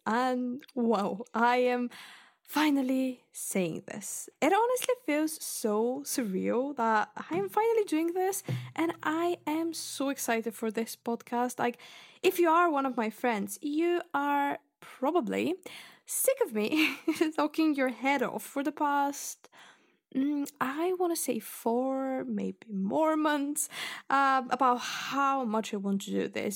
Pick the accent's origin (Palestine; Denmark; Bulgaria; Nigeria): Bulgaria; English is a second language; moved away as an adult; now in Scotland, United Kingdom; I was born in Bulgaria and I lived there until I was nineteen and I moved to uni, basically, here